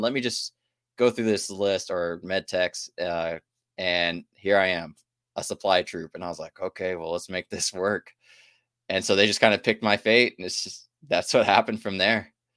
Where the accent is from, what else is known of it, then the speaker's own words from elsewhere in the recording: Houston, Texas, United States; moved away as an adult; also born or lived in Shreveport, Louisiana / Alaska; I came in from my hometown, Houston